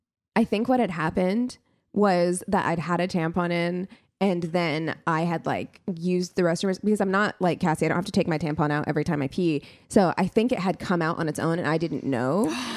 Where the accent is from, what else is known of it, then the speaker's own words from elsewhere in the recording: Midwest, United States; moved away; I'm still from the Midwest.